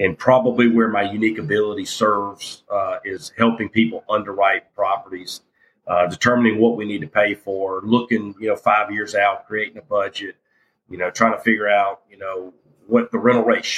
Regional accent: Jackson, Mississippi, United States; I grew up in South Jackson and went to Wingfield High School, People's Junior High.

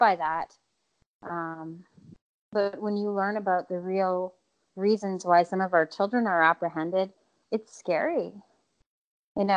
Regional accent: Winnipeg, Manitoba, Canada; I grew up in Winnipeg my whole life

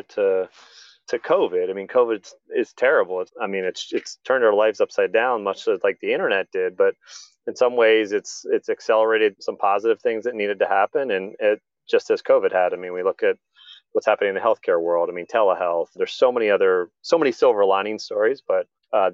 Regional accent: Columbia, Maryland, United States; he and I grew up together in Columbia, Maryland, a planned community by Jim Rouse

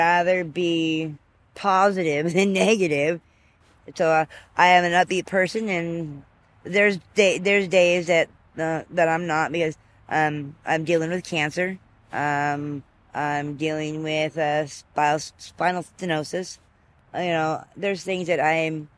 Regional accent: Grays River, Washington, United States; now in Seattle, United States; I grew up in Grays River, Washington. It's up by Astoria.

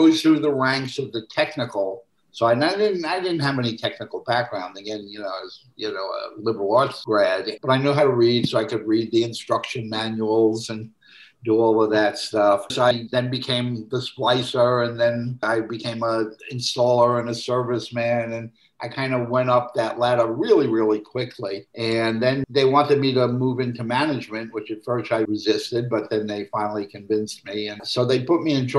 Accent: New York City, New York, United States; moved away as an adult; also born or lived in Los Angeles; I grew up in Brooklyn

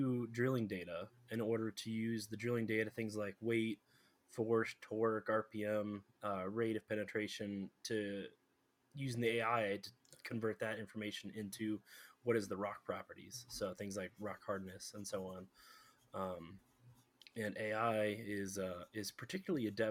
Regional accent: Colorado, United States; also born or lived in Houston, Texas; So I grew up in Colorado, but I did live in Texas for about 3 years down in Houston

